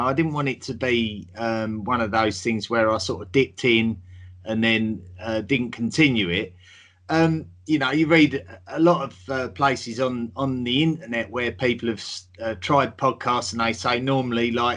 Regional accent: England, United Kingdom; I'm from England, as you can tell by the accent.

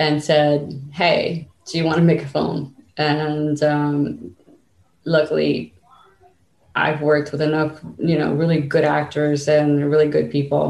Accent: United States; also born or lived in Cuba; I basically grew up here

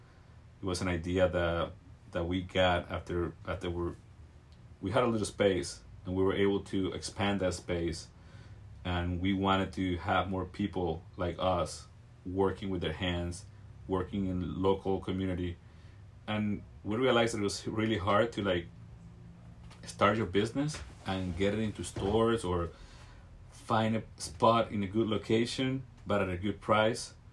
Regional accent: Venezuela; also born or lived in Virginia, United States / Washington, D.C., United States; now in Carlsbad, United States; I'm from Venezuela. Moved to the States in around 97 to the East Coast

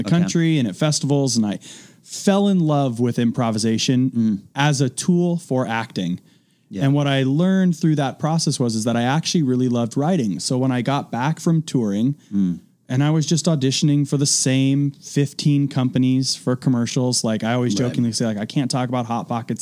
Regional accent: Oakland area, Northern California, United States; I grew up just outside of Oakland in Northern California

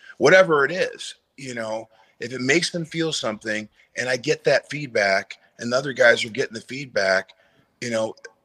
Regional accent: Detroit, Michigan, United States; moved away; I'm from the Detroit area, but I moved way, way up north

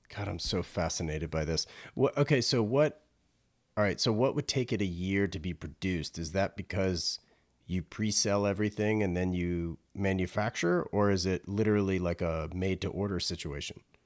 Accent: North Carolina, United States; I grew up in North Carolina

